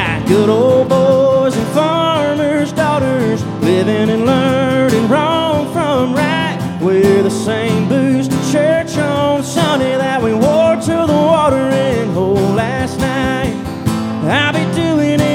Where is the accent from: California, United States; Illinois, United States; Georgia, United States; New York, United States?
Georgia, United States; Pooler; also born or lived in Statesboro, Georgia; I am originally from Pooler, Georgia, right outside of Savannah